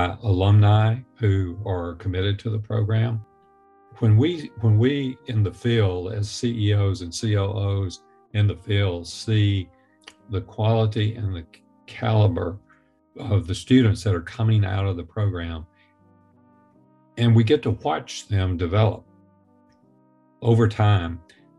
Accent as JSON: {"language": "English", "region": "the South", "country": "United States", "tie": "born or raised there", "said": "I was born and raised in the South."}